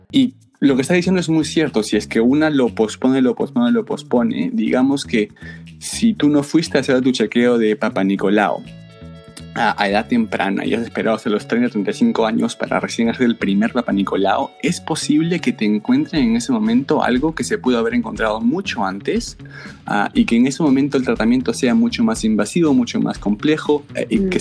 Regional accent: Peru; also born or lived in Los Angeles; now in New Haven, United States; soy ah, peruano como tú.

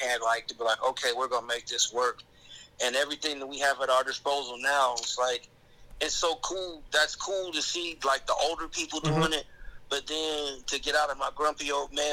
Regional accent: Columbus, Ohio, United States; I grew up in Columbus

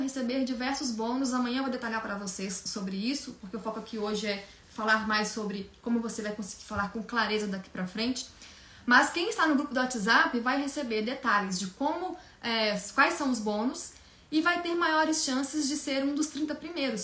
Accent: Minas Gerais, Brazil; moved away as an adult; now in São Paulo, Brazil; eu sou de Minas Gerais, eu vim para São Paulo há 16 anos, recém-formada

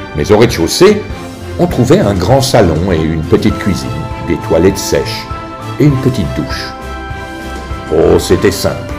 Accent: Grandvillars, Bourgogne-Franche-Comté, France; Grand Villard est mon village natal

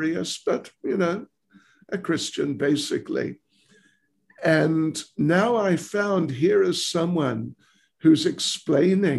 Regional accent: New Zealand; moved away as an adult; now in South Africa; I was born and raised in New Zealand

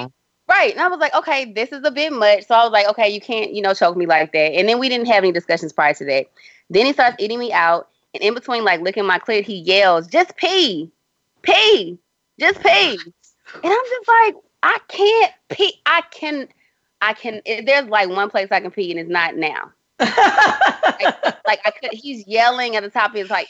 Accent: Houston, Texas, United States; my hometown, Houston, Texas

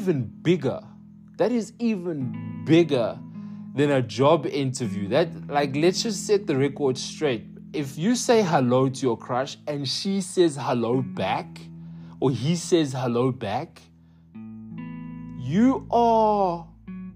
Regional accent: United Kingdom; accent: British; moved away; my accent, British

